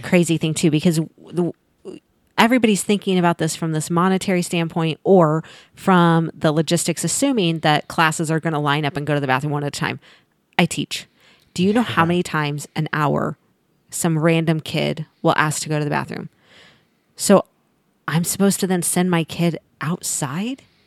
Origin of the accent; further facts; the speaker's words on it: Mark Twain National Forest, Missouri, United States; moved away; I grew up in the Mark Twain National Forest